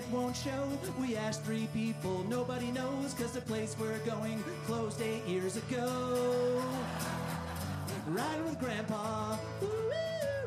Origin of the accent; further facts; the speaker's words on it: Illinois, United States; I grew up in the Midwest. I grew up in Illinois